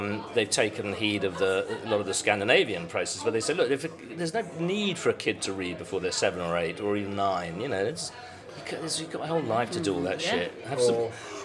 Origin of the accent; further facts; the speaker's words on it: Welsh, Wales, United Kingdom; I, as a Welsh person